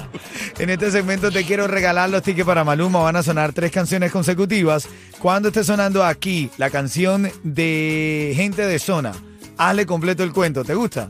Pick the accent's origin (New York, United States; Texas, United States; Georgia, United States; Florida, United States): Florida, United States; Miami; cómo somos los de Miami